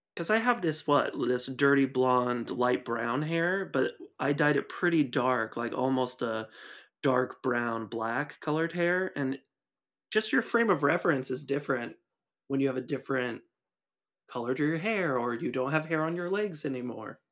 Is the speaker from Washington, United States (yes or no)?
yes; Seattle, Washington, United States; moved away as an adult; also born or lived in Buena Vista, Virginia / Lexington, Virginia; where I was born and raised in the Seattle area